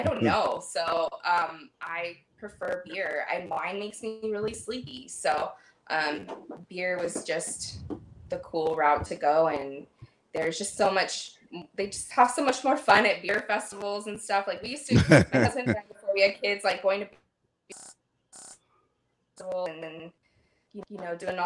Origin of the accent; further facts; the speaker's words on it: Paso Robles, California, United States; now in Los Angeles, United States; I live in LA, but I'm originally from the Central Coast and Paso Robles, Templeton, San Luis Obispo area. And Paso Robles is like a pretty big wine area. So, like growing up and having that in your backyard